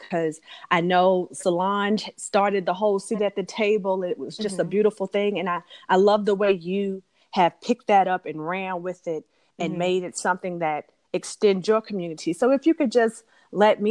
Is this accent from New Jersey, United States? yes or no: no; Alabama, United States; I'm from Alabama